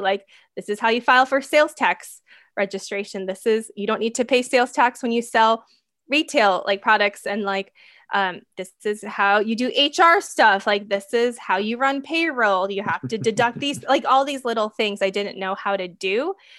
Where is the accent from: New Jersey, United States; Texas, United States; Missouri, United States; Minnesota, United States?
Minnesota, United States; I grew up in Minnesota.